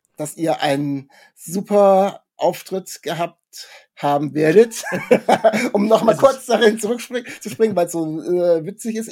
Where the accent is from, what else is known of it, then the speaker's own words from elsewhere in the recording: Kassel, Hesse, Germany; ich komme aus Kassel oder Nähe Kassel